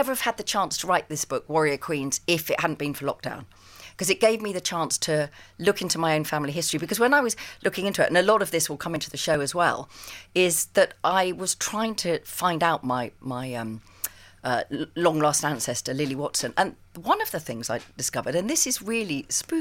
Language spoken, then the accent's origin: English; England, United Kingdom; also born or lived in Sussex; I am terribly English